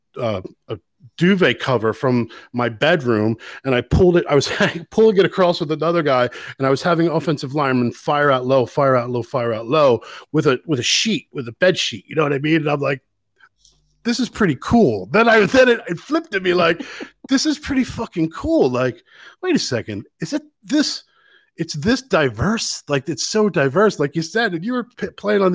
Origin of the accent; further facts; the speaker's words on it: United States; now in Ireland; as American